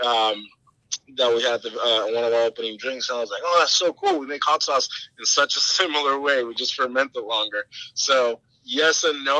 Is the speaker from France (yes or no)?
no; Puerto Rico; from my hometown, Puerto Rico